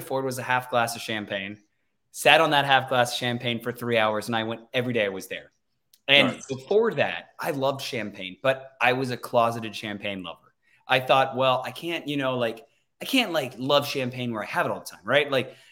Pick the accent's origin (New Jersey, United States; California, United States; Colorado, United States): California, United States; Sacramento; also born or lived in Cleveland, Ohio; born and raised in Sacramento